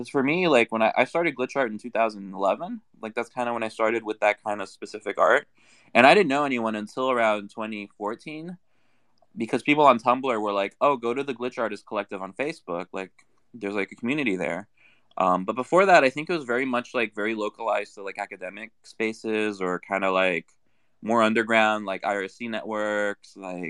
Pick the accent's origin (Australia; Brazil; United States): Brazil; English is a second language; Like, I'm originally from Brazil